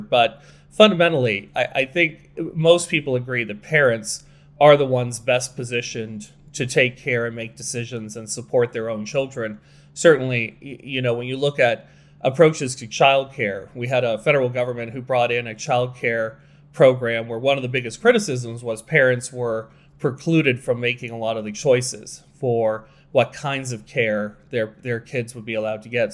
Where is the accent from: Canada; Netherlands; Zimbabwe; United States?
Canada; we're Canadian